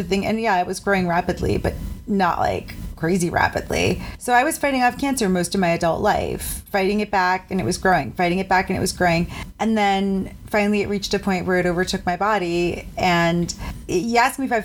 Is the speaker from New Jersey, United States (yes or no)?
no; Cape Cod, Massachusetts, United States; I grew up on Cape Cod too